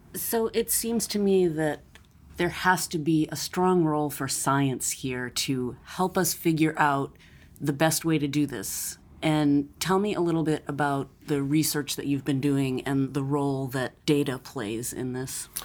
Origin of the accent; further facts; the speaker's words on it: Massachusetts, United States; my home state of Massachusetts